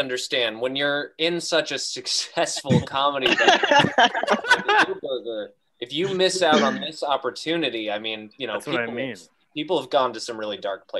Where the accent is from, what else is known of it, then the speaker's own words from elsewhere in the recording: California, United States; I'm from California.